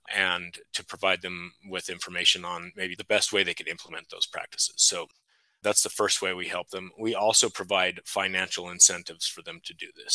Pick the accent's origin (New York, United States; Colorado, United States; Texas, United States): Colorado, United States; Delta County; I was born and raised in Delta County on a cattle ranch